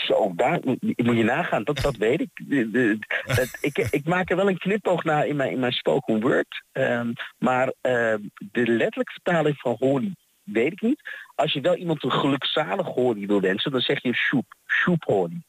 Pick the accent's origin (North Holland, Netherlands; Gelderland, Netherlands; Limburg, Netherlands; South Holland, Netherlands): North Holland, Netherlands; Haarlem; moved away as an adult; now in Twente, Netherlands; Ik kwam hier best wel wat jaartjes geleden wonen. Ik kom eigenlijk uit Haarlem